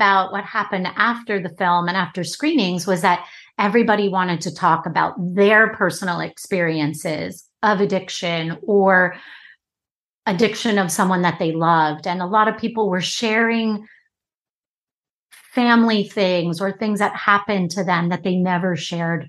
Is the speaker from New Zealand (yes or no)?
no; Long Island, New York, United States; I ended up back on Long Island from New York City, working at the local diner in my hometown